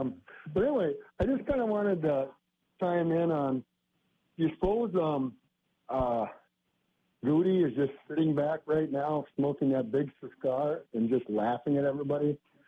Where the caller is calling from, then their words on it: Oregon, United States; I'm calling from Oregon.